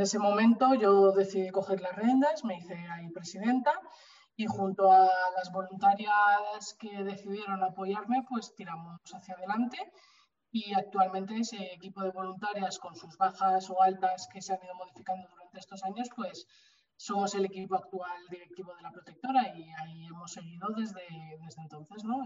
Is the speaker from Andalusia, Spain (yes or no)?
no; Bilbao, Basque Country, Spain; moved away as an adult; now in Madrid, Spain; yo soy de Bilbao, pero me mudé a Madrid